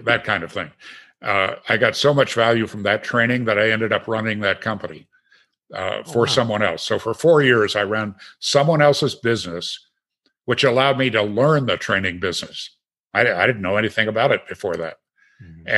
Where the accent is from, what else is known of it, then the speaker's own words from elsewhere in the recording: Green Bay, Wisconsin, United States; moved away; also born or lived in Aspen; never growing up in Green Bay